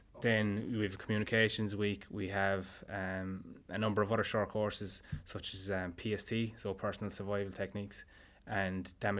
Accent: Limerick, Munster, Ireland; moved away; I'm Limerick originally.

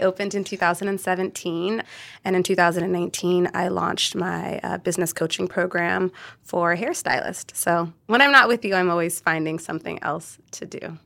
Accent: Orange County, California, United States; I grew up in Orange County.

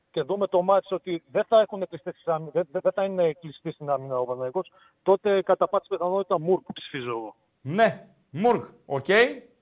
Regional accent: Ptolemaida, Western Macedonia, Greece; now in Xanthi, Greece; Του Λεμαΐδα.

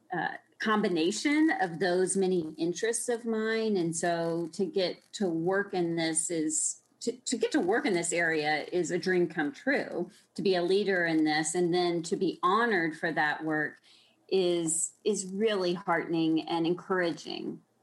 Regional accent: Austin, Texas, United States; moved away as an adult; now in Washington, D.C., United States; growing up in Texas, um, of course, in Austin

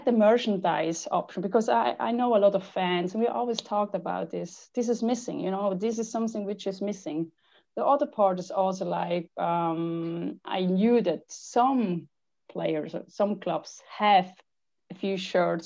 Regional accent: Switzerland; I grew up in Switzerland and it's actually the richest country in the world

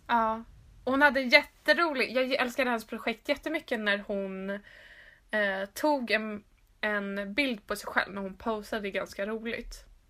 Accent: Stockholm, Stockholm County, Sweden; moved away as an adult; när jag flyttade hem då till Stockholm för att plugga

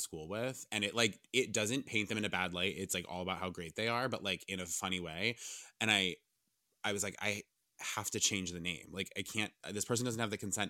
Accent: Cranston, Rhode Island, United States; moved away as an adult; now in New York, United States; I'm from Cranston

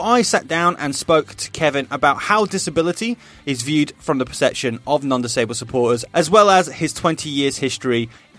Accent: Nottingham, East Midlands, United Kingdom; I speak to the supporters trust of my hometown club, Nottingham Forest

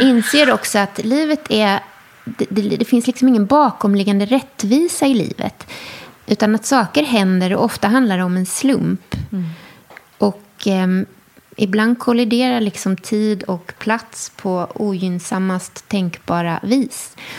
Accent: Skåne, Sweden; also born or lived in Enskede, Stockholm; now in Stockholm, Sweden; Österlen där jag är uppvuxen

